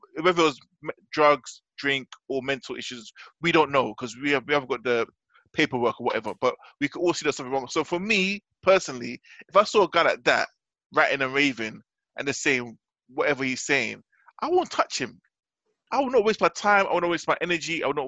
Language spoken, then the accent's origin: English; United Kingdom; Obviously, we're British and stuff